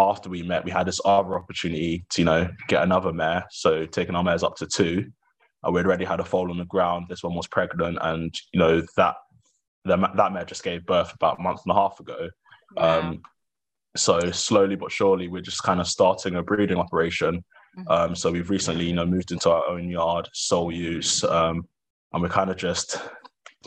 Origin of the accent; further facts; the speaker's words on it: Welwyn Garden City, East of England, United Kingdom; moved away as an adult; now in Wiltshire, United Kingdom; I grew up in Hertfordshire, which is quote unquote countryside